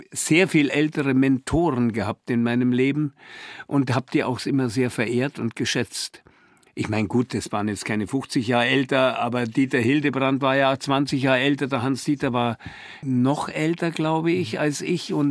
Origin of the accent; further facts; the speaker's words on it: Bavaria, Germany; Komischerweise als Bayer